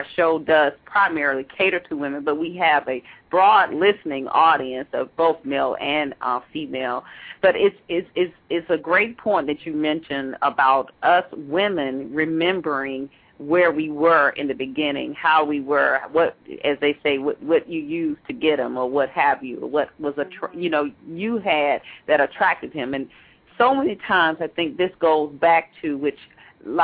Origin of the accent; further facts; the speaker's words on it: Atlanta, Georgia, United States; now in Maryland, United States; grew up in Atlanta